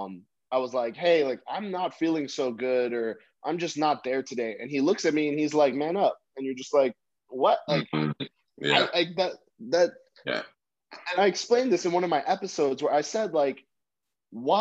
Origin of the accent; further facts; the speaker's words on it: United States; I'm from the States